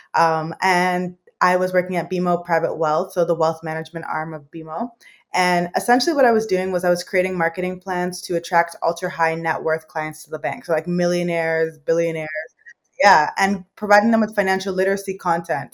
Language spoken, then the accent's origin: English; Mississauga, Ontario, Canada; also born or lived in London, England / Thailand; I was was raised here. I was born in England. So I was born in London, England. And then when I was four years old, my parents moved here to Canada and I've been living here ever since